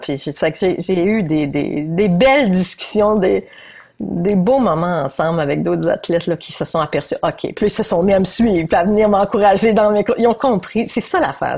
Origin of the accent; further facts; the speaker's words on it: New Brunswick, Canada; je viens du Nouveau-Brunswick.